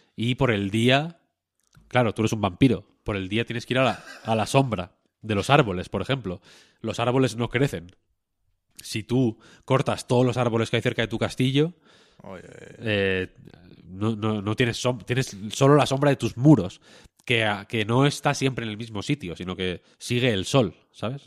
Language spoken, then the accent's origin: Spanish; Spain